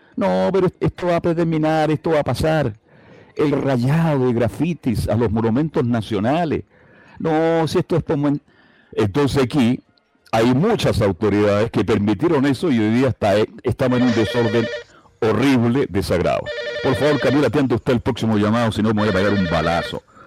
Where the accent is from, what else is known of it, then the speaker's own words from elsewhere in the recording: Chile; soy un profesional serio, responsable y muy exitoso en mi país durante muchos años